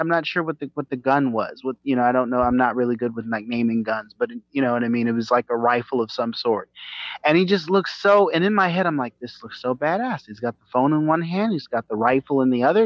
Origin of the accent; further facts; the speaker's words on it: the South, United States; I'm I'm from the South, and I was raised to be a Southern gentleman.